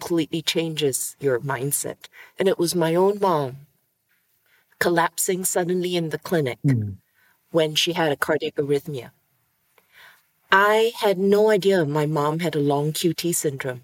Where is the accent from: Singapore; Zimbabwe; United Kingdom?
Singapore; I was born in Singapore, tiny little island city state that you would miss on a map.